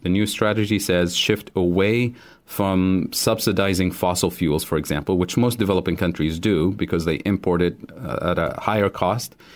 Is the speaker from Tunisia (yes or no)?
yes; Tunisia; moved away as an adult; also born or lived in Kansas City, Missouri; now in United States; I grew up in Tunisia